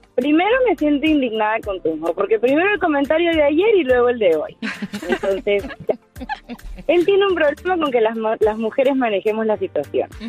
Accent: Venezuela; moved away as an adult; now in United States; Yo soy de Venezuela

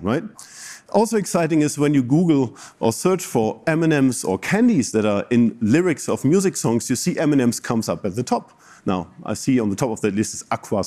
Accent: Bremen, Germany; moved away as an adult; also born or lived in Japan; now in Chicago, United States; My hometown is Bremen

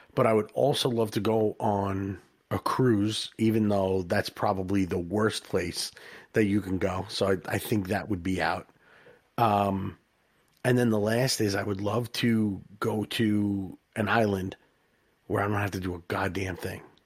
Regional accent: New York, United States; we're from New York, and it's crazy here

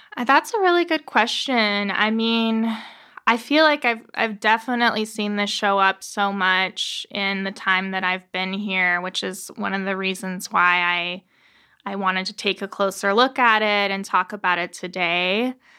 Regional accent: Tucson, Arizona, United States; I was born and raised here in Tucson

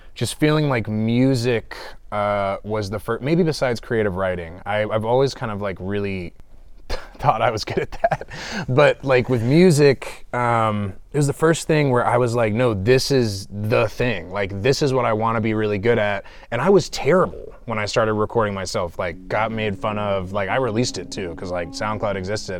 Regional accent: Clarkston, Georgia, United States; I'm from the east side of Atlanta. I grew up in Clarkston for the most part

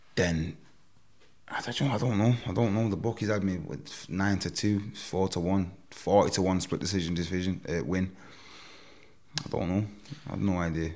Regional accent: Manchester, North West England, United Kingdom; of here, of my hometown

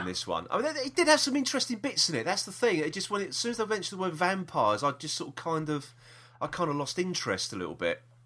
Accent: London, United Kingdom; we are from South East London

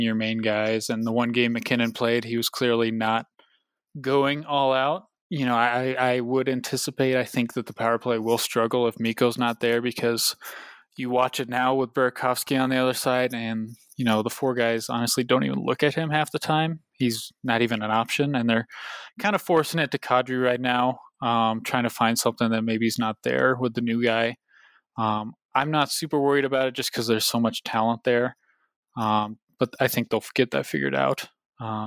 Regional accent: Littleton, Colorado, United States; I'm a native here. So I grew up in Littleton

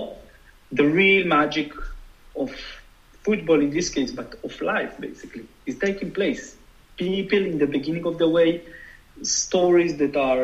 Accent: Jerusalem, Jerusalem District, Israel; I grew up in Jerusalem where, you know, buses were bombing and there was the second Intifada

